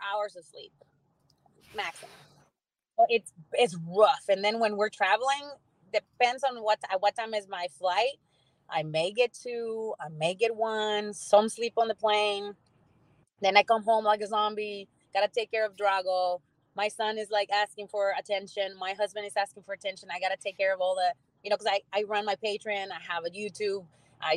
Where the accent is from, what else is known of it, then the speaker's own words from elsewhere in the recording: San Antonio, Texas, United States; my hometown